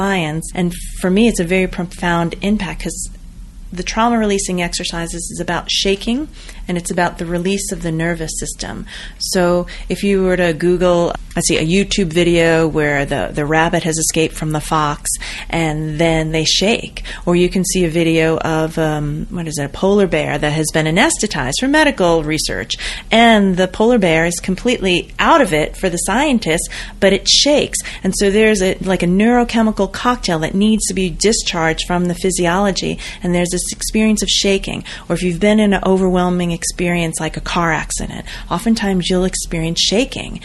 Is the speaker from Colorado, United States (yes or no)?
yes; Boulder, Colorado, United States; I'm from Boulder